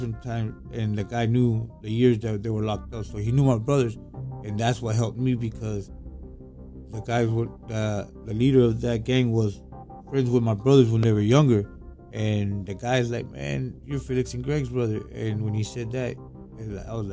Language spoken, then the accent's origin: English; Tampa, Florida, United States; I'm from Tampa